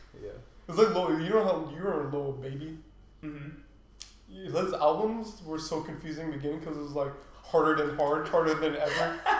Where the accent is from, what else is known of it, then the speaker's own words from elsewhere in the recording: West Coast, United States; I'm from the West Coast.